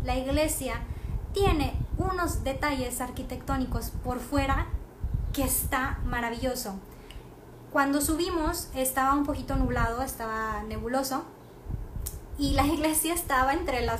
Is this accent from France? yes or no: yes; France; ve a otra ciudad de Francia para que veas realmente cómo somos los franceses. Y son como latinos, la verdad.